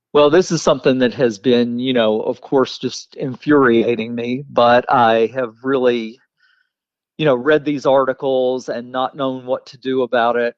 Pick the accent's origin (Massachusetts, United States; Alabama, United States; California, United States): Alabama, United States; Weaver; moved away as an adult; also born or lived in Jacksonville, Alabama / Fulton County, Georgia; now in Atlanta, United States; I grew up in Weaver, Alabama